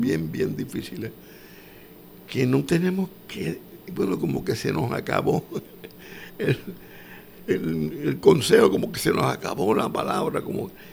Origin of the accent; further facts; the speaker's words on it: Puerto Rico; yo soy puertorriqueño